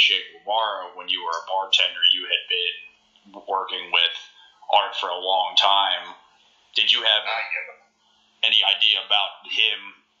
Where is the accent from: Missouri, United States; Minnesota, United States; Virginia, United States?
Virginia, United States; Earlysville; now in Staunton, United States; I am from Charlottesville, Virginia, the place where everybody knows about it for the wrong reasons, I feel like, but it's the beautiful little city. And I'm from a small little city on the outskirts of it. It's called Earliesville, Virginia, and it's about 5,000 people.